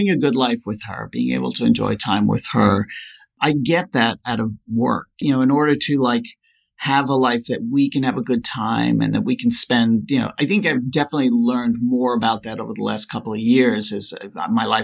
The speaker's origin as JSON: {"language": "English", "region": "New York", "country": "United States", "tie": "born or raised there", "also_born_or_lived": "Colorado", "said": "Well, I live on Long Island. I grew up in New York and Colorado, so I've been back and forth a little bit."}